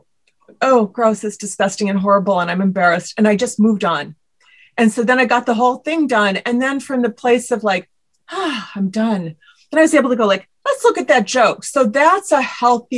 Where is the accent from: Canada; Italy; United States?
United States; Midwest; I'm from the Midwest